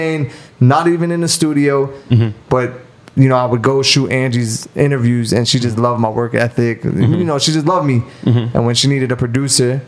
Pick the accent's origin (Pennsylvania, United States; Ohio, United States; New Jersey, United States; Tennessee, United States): New Jersey, United States; I'm from Jersey